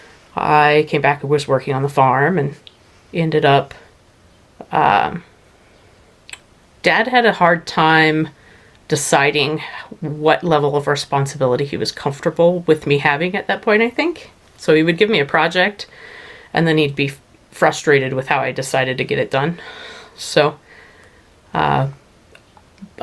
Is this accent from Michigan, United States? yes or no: no; Eastern Plains, Colorado, United States; I grew up on the Eastern Plains, mostly in the I-70 corridor, farming